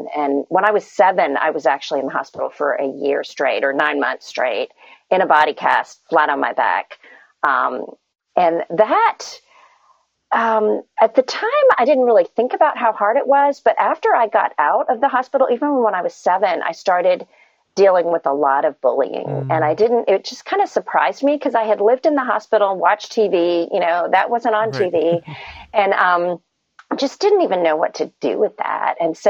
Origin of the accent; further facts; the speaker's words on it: India; born there; I was born in India to Christian parents.